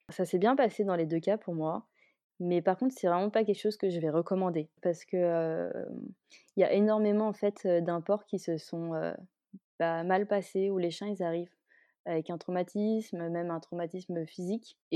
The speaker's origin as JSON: {"language": "French", "region": "Kuala Lumpur", "country": "Malaysia", "tie": "born or raised there", "said": "J'ai passé mon enfance à Kuala Lumpur en Malaisie, donc on va dire que c'est pas vraiment le même type d'animaux que ceux qu'on a en France, quoi."}